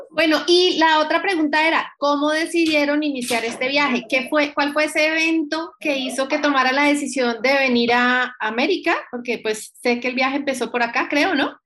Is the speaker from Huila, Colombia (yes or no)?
no; Cali, Valle del Cauca, Colombia; moved away; estamos desde mi bella Cali